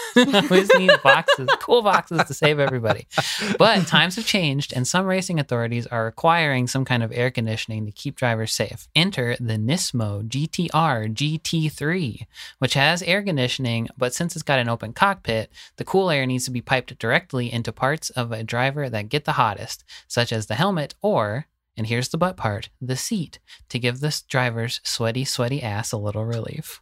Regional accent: the South, United States; Growing up in the South

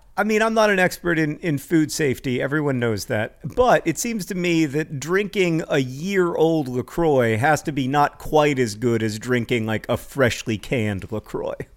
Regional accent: United States; people introduce me as an American author

